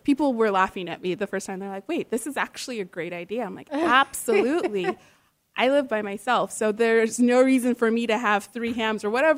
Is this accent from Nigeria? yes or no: yes; Nigeria; I'm Nigerian, for anyone who knows, and part of the culture